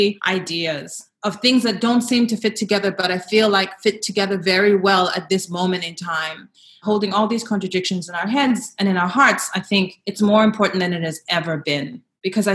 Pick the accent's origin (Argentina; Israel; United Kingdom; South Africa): South Africa; As a South African who lived through the era of the Truth and Reconciliation Commission